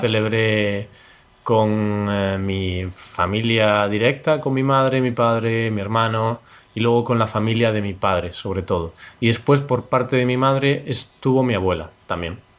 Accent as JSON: {"language": "Spanish", "country": "Spain", "also_born_or_lived": "Poland", "said": "somos españoles"}